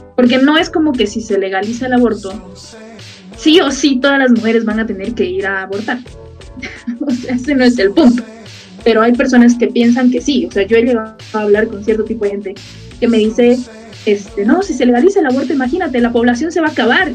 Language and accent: Spanish; Bolivia; yo soy de Bolivia